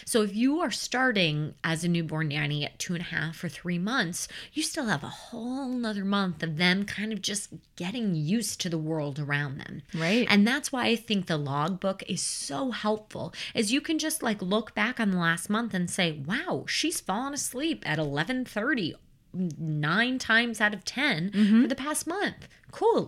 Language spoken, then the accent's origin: English; Chicagoland suburbs, Illinois, United States; I grew up in the Chicagoland suburbs.